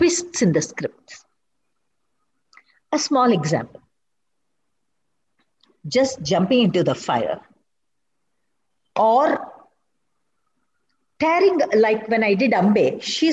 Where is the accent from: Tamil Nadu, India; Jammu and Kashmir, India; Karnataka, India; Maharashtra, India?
Karnataka, India; Kannada; first language Kannada; English is a second language; Telugu, I can't enjoy it as much as my mother tongue. It's my mother tongue